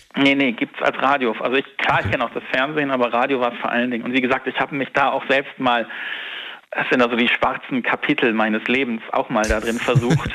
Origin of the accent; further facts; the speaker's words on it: Hamburg, Germany; moved away as an adult; now in Siegburg, Germany; ich bin ja Hamburger, gebürtig und habe das meiste Leben da verbracht.